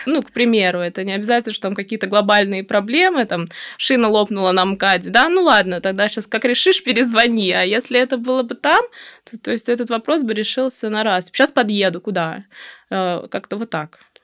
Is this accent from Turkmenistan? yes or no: yes; Turkmenistan; moved away as an adult; also born or lived in Saint Petersburg, Russia; now in Moscow, Russia; Родом я из Туркмении